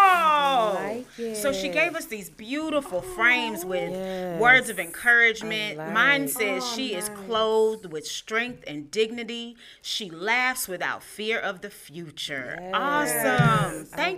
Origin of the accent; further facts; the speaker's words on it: La Marque, Galveston County, Texas, United States; Come on, I'm from Lamar. What you know about Galveston County?